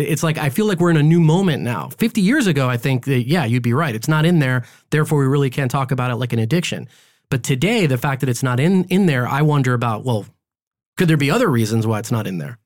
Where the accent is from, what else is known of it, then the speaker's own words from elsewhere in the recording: Los Angeles, California, United States; also born or lived in Guadalajara, Mexico; I was born here in L